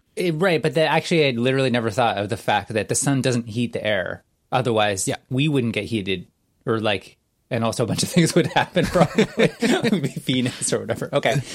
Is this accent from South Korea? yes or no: no; Canada; I'm Canadian